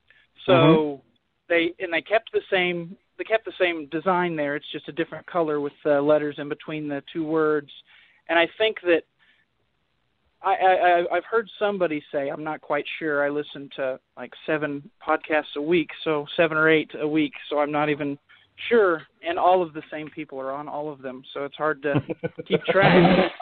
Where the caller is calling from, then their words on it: Oklahoma City, Oklahoma, United States; from Oklahoma City.